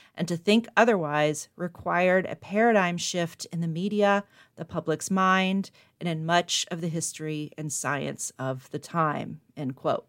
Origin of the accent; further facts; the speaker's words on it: the South, United States; now in Buffalo, United States; I was raised in the South